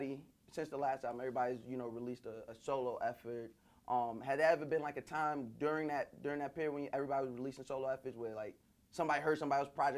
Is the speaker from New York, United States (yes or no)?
yes; New York, United States; I'm from New York